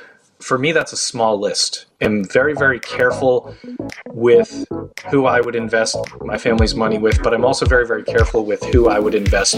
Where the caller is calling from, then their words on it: Los Angeles, California, United States; I am in Los Angeles.